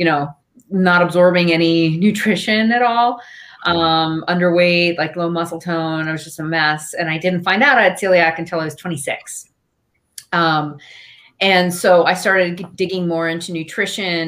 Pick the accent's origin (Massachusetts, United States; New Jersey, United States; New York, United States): New York, United States; Eastern Long Island; I grew up on Eastern Long Island, where it's kind of known as a vacation destination for a lot of New Yorkers